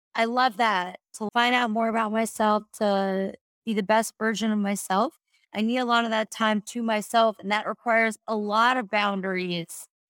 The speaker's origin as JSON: {"language": "English", "area": "Long Island", "region": "New York", "country": "United States", "also_born_or_lived": "South Florida", "moved": "yes", "lives_now": "Colorado, United States", "said": "I'm originally from Long Island, New York"}